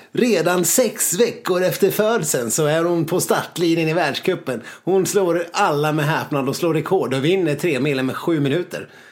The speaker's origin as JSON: {"language": "Swedish", "country": "Sweden", "said": "vi är, vi är klena svenskar"}